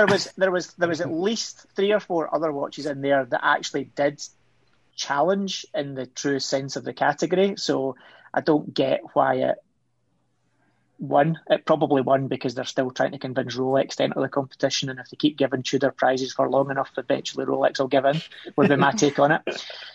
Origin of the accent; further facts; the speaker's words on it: Scotland, United Kingdom; I'm Scottish, come on.